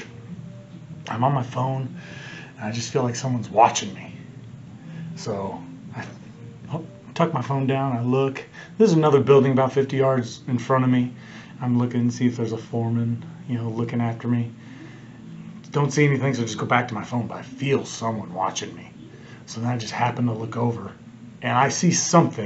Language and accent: English; Kansas City, Missouri, United States; I'm from Kansas City